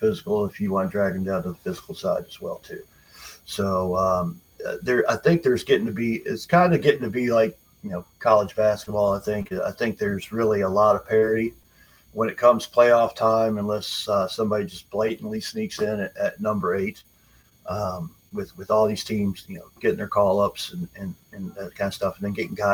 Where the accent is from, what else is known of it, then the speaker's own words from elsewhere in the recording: Morris, New York, United States; moved away as an adult; also born or lived in Roanoke area, Virginia; now in Roanoke, United States; I moved to Morris, New York in 1980 from the Roanoke area. After a death in the family, mom wanted to be close to her family, so we moved to Morris. We stayed there until I graduated